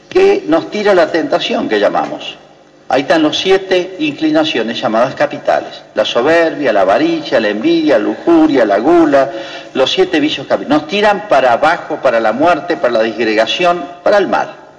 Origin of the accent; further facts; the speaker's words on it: Argentina; dejamos de ser argentinos